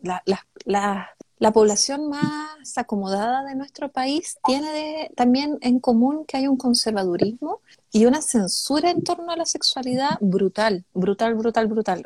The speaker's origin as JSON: {"language": "Spanish", "town": "Calama", "region": "Antofagasta", "country": "Chile", "tie": "born or raised there", "moved": "yes", "said": "Yo soy de Calama, nací en el, en el enterrado hospital de Chuquicamata"}